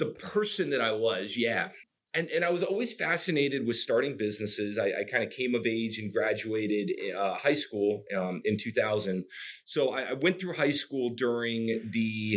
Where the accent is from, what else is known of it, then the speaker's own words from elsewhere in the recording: North Carolina, United States; I grew up in North Carolina, which is in the southeast of the United States